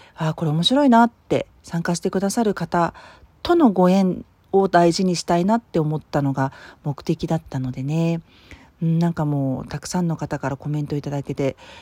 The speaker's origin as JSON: {"language": "Japanese", "region": "Tokyo", "country": "Japan", "tie": "born or raised there", "moved": "yes"}